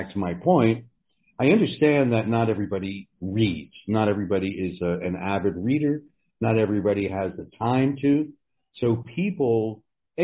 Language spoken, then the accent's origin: English; New Jersey, United States; I grew up in New Jersey and went to college